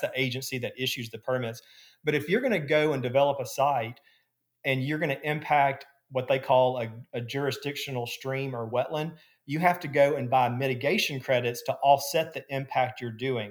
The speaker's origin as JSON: {"language": "English", "town": "Gadsden", "region": "Alabama", "country": "United States", "moved": "yes", "lives_now": "Birmingham, United States", "said": "I'm from Gadsden originally"}